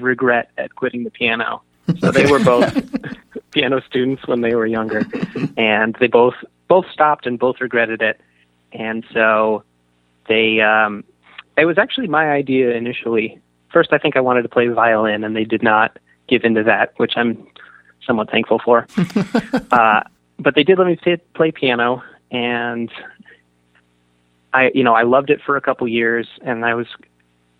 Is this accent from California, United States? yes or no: yes; San Francisco, California, United States; moved away as an adult; also born or lived in Boston; I was 18 and from San Francisco